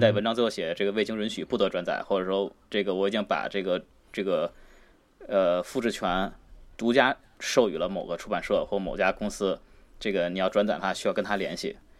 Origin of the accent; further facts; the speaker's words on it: China; 作为中国人